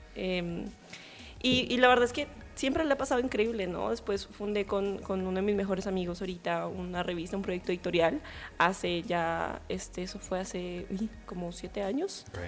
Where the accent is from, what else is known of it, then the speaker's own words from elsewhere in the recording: Colombia; soy colombiana